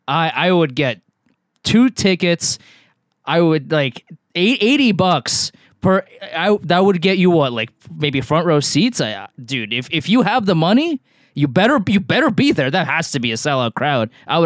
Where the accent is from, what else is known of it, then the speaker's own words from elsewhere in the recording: New York, United States; as a New Yorker